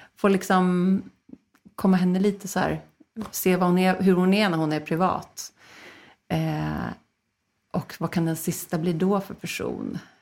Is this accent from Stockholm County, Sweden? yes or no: yes; Stockholm, Stockholm County, Sweden; Philadelphia kyrkan i Stockholm där jag växte upp